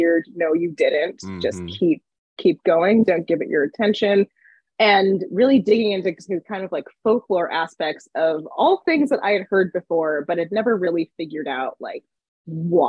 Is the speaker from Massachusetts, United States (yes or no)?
no; Johnstown, Pennsylvania, United States; moved away as an adult; I grew up in Johnstown, Pennsylvania